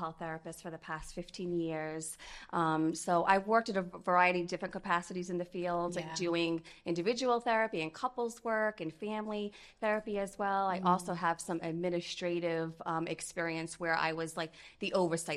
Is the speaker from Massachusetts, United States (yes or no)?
yes; Fall River, Massachusetts, United States; moved away as an adult; now in Central Florida, United States; We are originally from Fall River, Massachusetts.